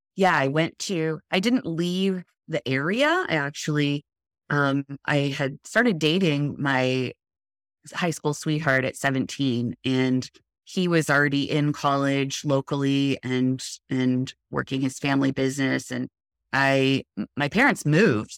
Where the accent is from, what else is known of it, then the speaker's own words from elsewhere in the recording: Los Alamitos, California, United States; I've been Southern California native my whole life. I was born in, um, in Southern California in Los Alamitos